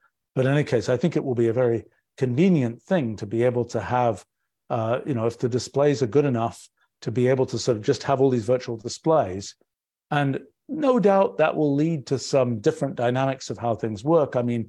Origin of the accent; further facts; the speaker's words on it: England, United Kingdom; now in United States; I was very surprised about this when I came to the US from England